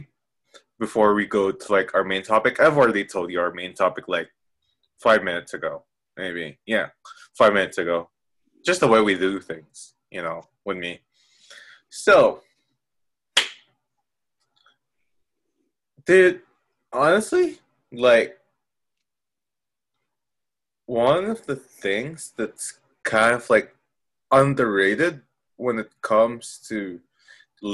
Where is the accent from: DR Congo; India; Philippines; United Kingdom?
Philippines; I'm Filipino